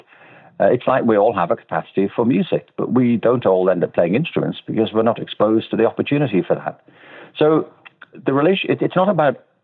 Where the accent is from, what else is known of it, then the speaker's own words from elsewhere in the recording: Liverpool, North West England, United Kingdom; I'm from Liverpool